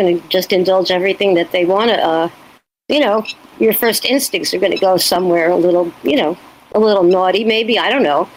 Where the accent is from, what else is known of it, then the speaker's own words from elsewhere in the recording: New York, United States; by being a New Yorker